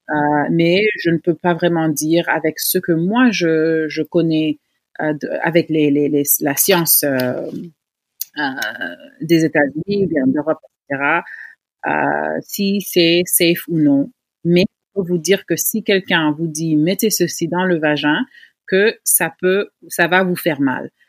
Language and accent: French; Senegal; notre vie sexuelle en tant que Sénégalaise.